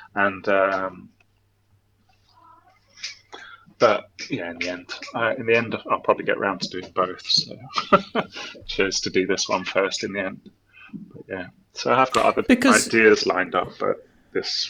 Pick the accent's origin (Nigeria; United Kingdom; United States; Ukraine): United Kingdom; England; I'm English